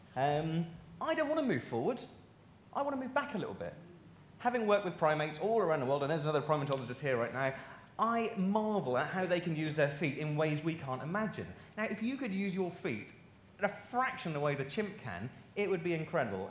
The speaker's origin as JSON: {"language": "English", "area": "Norfolk", "region": "East of England", "country": "United Kingdom", "said": "I'm from Norfolk"}